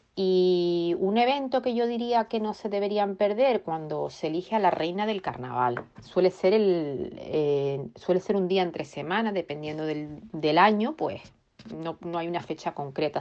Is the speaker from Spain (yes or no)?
yes; Tenerife, Canary Islands, Spain; now in Reading, United Kingdom; yo vivo aquí en Inglaterra, concretamente en la ciudad de Reading y soy de Tenerife